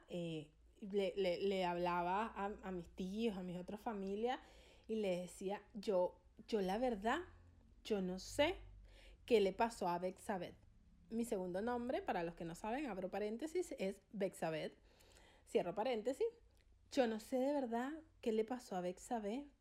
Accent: Venezuela; now in Argentina; yo soy venezolana y en mi país

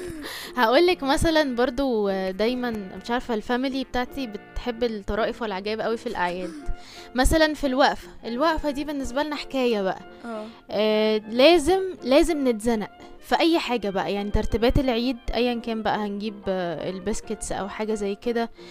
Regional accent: Egypt

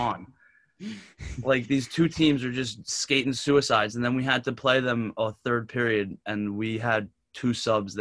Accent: New Jersey, United States; I'm from Jersey

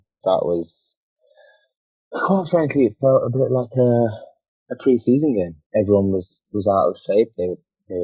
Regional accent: England, United Kingdom; I'm perfectly English

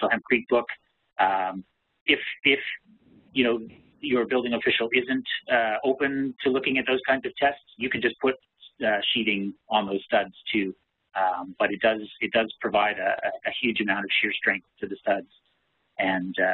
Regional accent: Canada; I'm a Canadian

